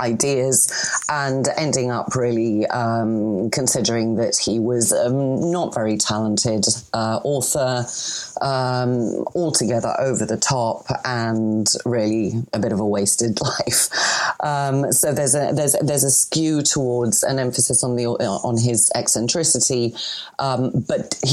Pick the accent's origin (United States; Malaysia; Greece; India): Greece; accent: Greek; Excuse my French accent, but I've got a Greek accent over my French